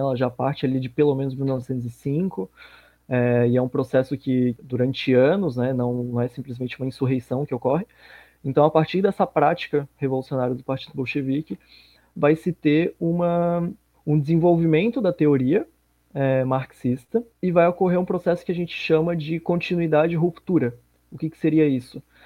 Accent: Florianópolis, Santa Catarina, Brazil; Eu sou aqui de Floripa, Santa Catarina

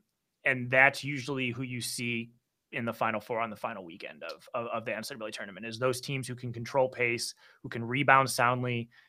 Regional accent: Chicago, Illinois, United States; I'm from Illinois, I'm from Chicago, but I'm certainly no Illini fan, by any means.

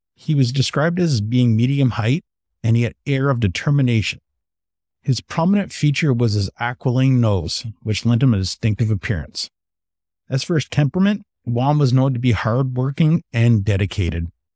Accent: Canada; Being a Canadian

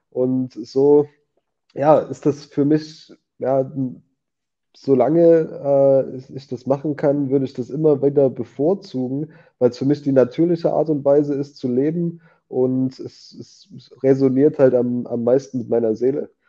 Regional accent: Germany; als Deutscher, also für mich persönlich ist das so ein echter Luxus.

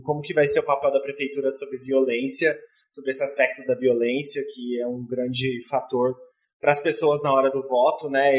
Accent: São Paulo, Brazil; Eu tenho, eu tenho família lá no Campo Limpo, eu, eu cresci, a, parte da minha infância inteira lá

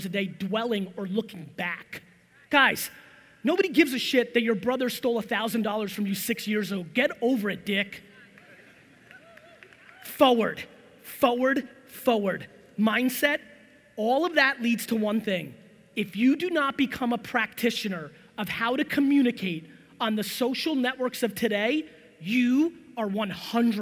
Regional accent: New Jersey, United States; also born or lived in Soviet Union; I'm from Jersey. This is how I talk.

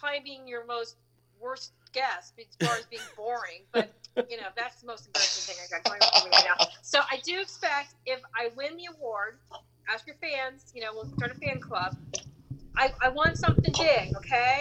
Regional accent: Clearwater, Florida, United States; I am from Clearwater, Florida, and sunny Clearwater

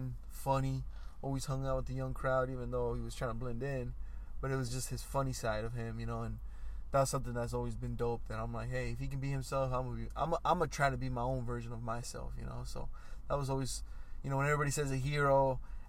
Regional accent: United States; we grew up in America, but with a Mexican mindset

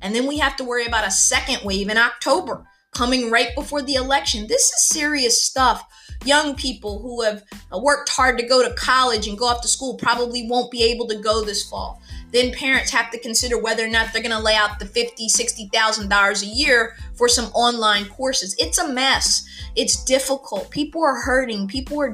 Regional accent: United States; I'm an American

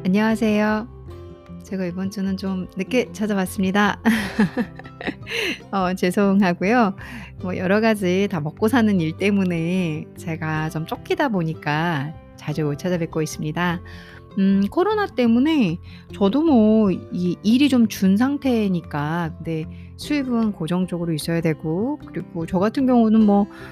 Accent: South Korea; first language Korean; 저는 어, 한국 사람으로서 영어를 하는 상황이기 때문에

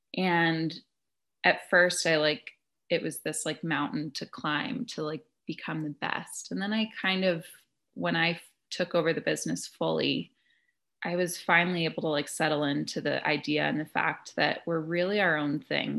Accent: Boulder, Colorado, United States; I'm actually from Colorado originally. I grew up in Boulder

